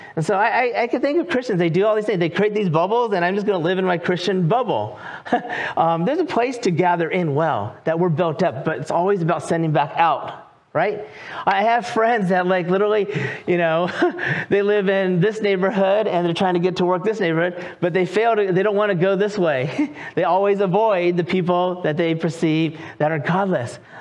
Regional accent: California, United States; moved away as an adult; also born or lived in North Carolina; now in Raleigh, North Carolina, United States; I am from California. I lived there for 43 years

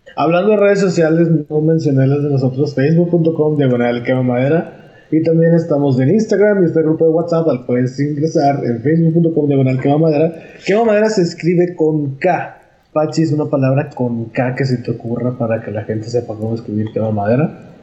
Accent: Monterrey, Nuevo León, Mexico; soy de Monterrey

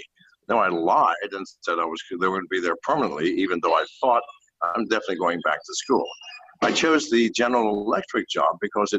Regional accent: United States; I am a slave as an American.

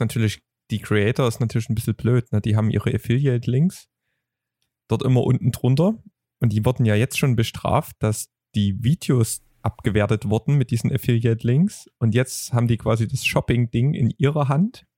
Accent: Vogtland, Saxony, Germany; als Vogtländer

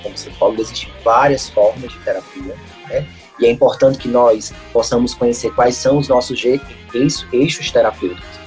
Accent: Brazil; nós brasileiros

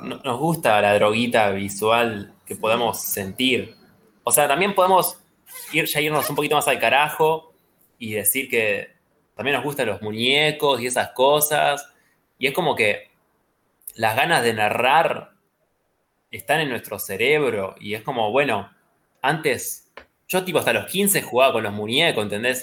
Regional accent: Rosario, Santa Fe, Argentina; nací en Rosario

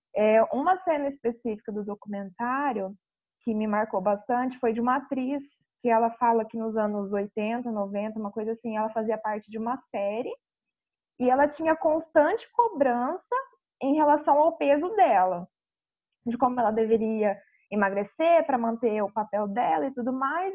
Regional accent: Paranavaí, Paraná, Brazil; eu sou de Paranavaí, Paraná

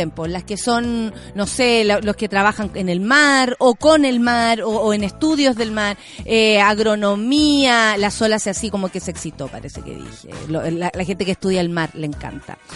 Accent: Arica, Arica y Parinacota, Chile; born there; viví, no sé, y nací en Arica, ¿Cachai?

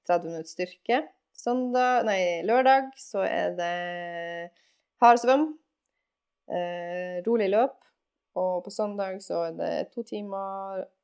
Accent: Alta, Finnmark, Norway; Det høres kanskje merkelig ut siden jeg er fra Alta og er vant til å kulde og sånn der, men, eh, men eh, jeg føler at jeg har fått min del med kulde. Sånn eh, ti grader er jo sommertemperatur i Alta.

